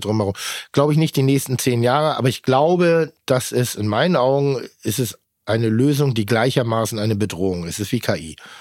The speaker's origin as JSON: {"language": "German", "town": "Pinneberg", "region": "Schleswig-Holstein", "country": "Germany", "moved": "yes", "said": "Ich mag das sehr, wo ich herkomme"}